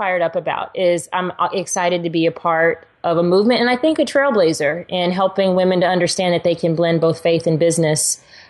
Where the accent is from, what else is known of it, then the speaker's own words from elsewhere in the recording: Texas, United States; I'm a girl who drives a truck because I'm from Texas